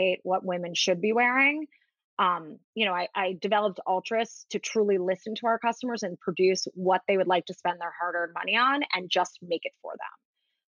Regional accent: New York City, New York, United States; I grew up in Manhattan and I live in Manhattan

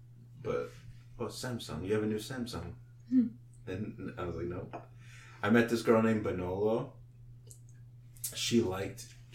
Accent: United States; because we're American

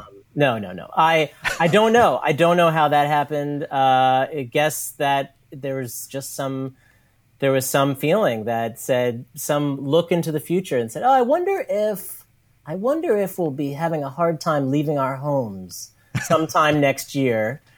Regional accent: New York City, New York, United States; also born or lived in Brooklyn; I grew up in New York City. I grew up on the Lower East Side

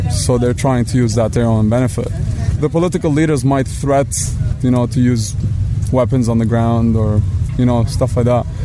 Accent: Lebanon

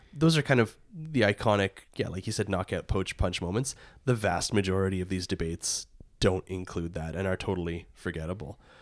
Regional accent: Warrenville, Alberta, Canada; I grew up in Warrenville, and our community hall was the parish Hall.

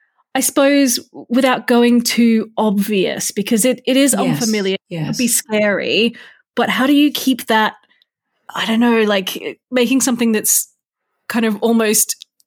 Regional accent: Australia; I'm Australian. I mean, I grew up with all sorts of things trying to kill me.

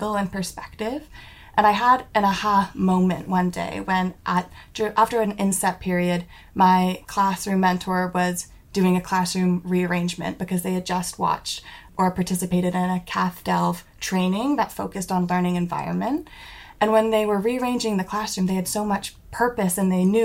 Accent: Ontario near Toronto, Canada; moved away as an adult; now in Cardiff, United Kingdom; I'm from Canada and Ontario near Toronto

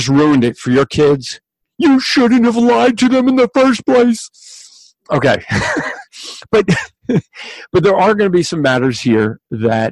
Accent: New Jersey, United States; I'm from Jersey, and this is the insanity of New Jersey

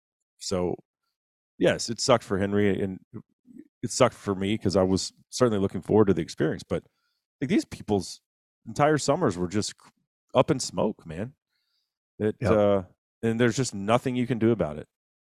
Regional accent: Honduras; I'm from Honduras. I can't get home.

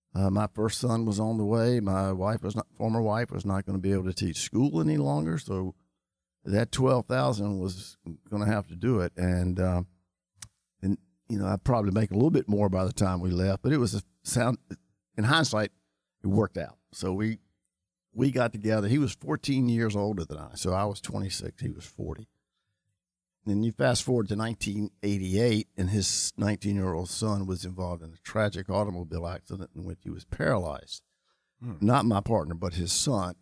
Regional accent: Charlotte, North Carolina, United States; grew up in Charlotte. I grew up uh, in the Chantilly area.

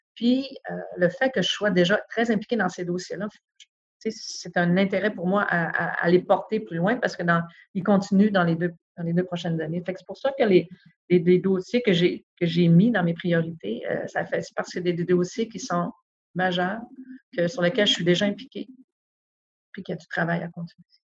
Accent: Chicoutimi, Quebec, Canada; moved away as an adult; je suis une fille du Saguenay-Lac-Saint-Jean. Je suis née à Chicoutimi, euh, j'y ai, grandi.

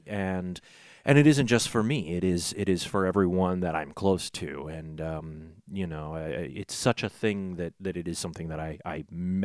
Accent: St. Louis, Missouri, United States; I grew up in South St. Louis

